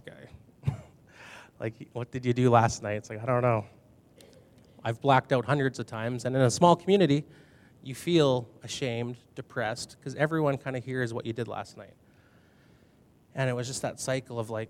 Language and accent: English; Binscarth, Manitoba, Canada; moved away as an adult; now in Brandon, Canada; I grew up in Binscarth, Manitoba